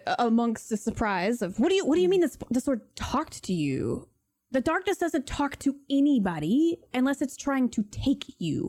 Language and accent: English; Wealdstone, London, United Kingdom; I'm from Wealdstone. We all know about it now.